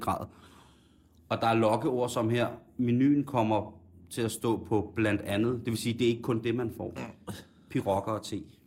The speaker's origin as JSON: {"language": "Danish", "country": "Denmark"}